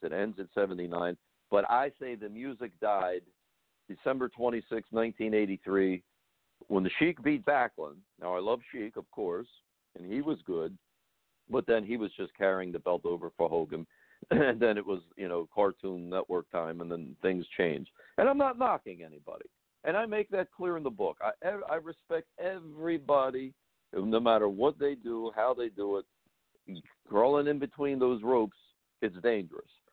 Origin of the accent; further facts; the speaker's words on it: Baltimore, Maryland, United States; Where I grew up in Baltimore